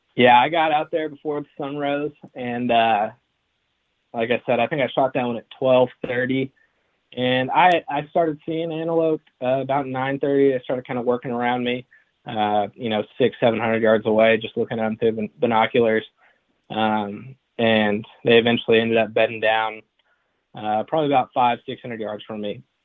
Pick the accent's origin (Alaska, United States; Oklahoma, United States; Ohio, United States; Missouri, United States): Oklahoma, United States; Enid; also born or lived in Texas; grew up in Enid, Oklahoma